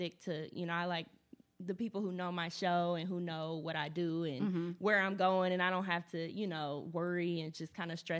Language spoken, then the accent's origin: English; Indianapolis, Indiana, United States; I'm born and raised in Indianapolis